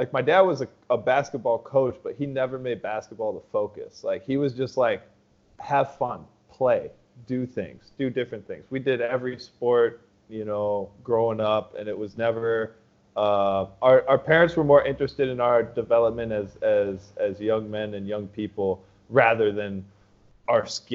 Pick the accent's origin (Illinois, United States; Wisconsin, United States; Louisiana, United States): Wisconsin, United States; Superior; moved away as an adult; I grew up in Wisconsin. So right across the way